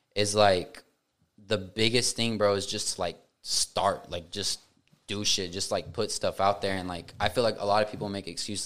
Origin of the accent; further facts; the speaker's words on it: Tuttle, Oklahoma, United States; I grew up in Tuttle